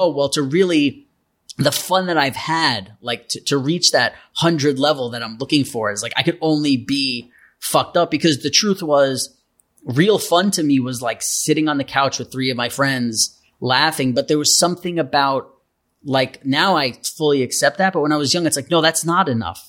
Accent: New York City, New York, United States; I grew up in New York City

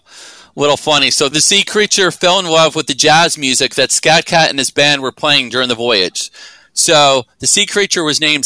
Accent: Philadelphia, Pennsylvania, United States; Hey, I'm from Philly. We have Rocky here

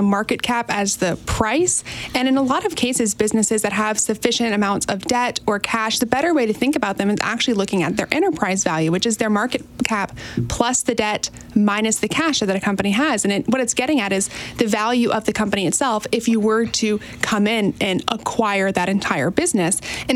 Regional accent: Texas, United States; I grew up in Texas

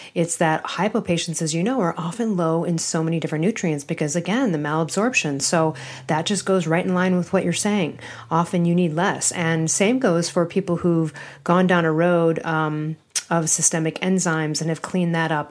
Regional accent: Chicago, Illinois, United States; from my hometown of downtown Chicago.

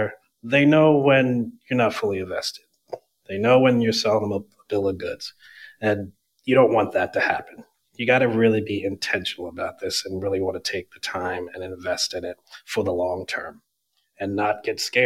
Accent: Burlington, New Jersey, United States; moved away as an adult; also born or lived in Westchester County, New York; now in New York, United States; I grew up in Burlington, New Jersey, southern New Jersey, right outside of Philadelphia

